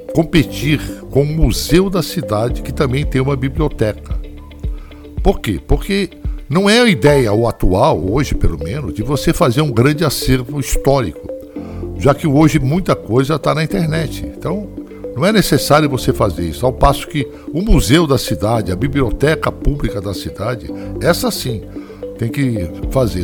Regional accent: São Paulo, Brazil; also born or lived in Belém, Pará; now in Praia Grande, Brazil; eu nasci na cidade de Belém, no estado do Pará, e muito novo eu vim para São Paulo, onde eu fui criado na capital paulista

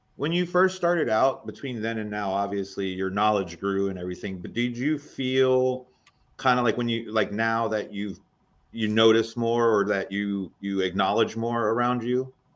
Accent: East Coast, United States; growing up on the East Coast

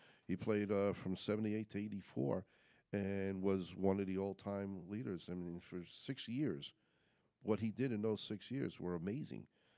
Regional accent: New York, United States; moved away; I'm again being a New Yorker, not from here.

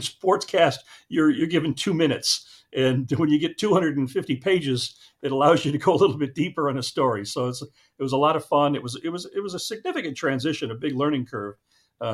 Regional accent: Fresno, California, United States; I live in Fresno, California, born and raised here

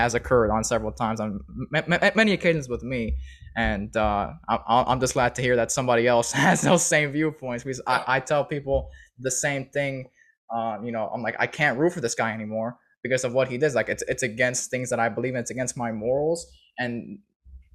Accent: Chicago, Illinois, United States; I was born and raised in Chicago

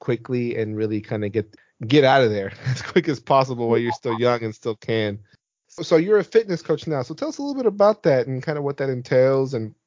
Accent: Houston, Texas, United States; I went to several colleges here and finally ended up just here in my hometown, finishing up at the local one here in Houston.

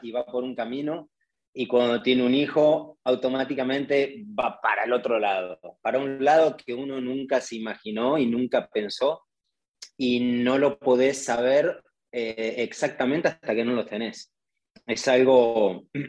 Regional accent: Argentina; accent: Argentine; moved away; soy argentino

